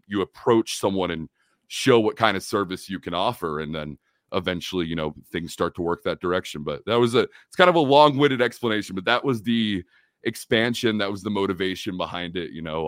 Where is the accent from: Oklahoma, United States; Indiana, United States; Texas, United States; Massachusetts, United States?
Oklahoma, United States; Oklahoma City; also born or lived in California; I'm from Oklahoma here in the United States